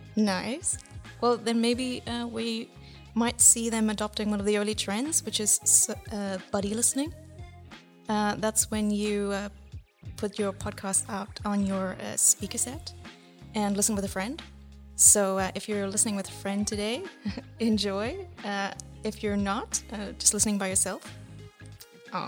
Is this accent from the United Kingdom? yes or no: no; South Africa; moved away as an adult; now in Netherlands; from my accent, you can probably, yes, I'm from the southern country in Africa.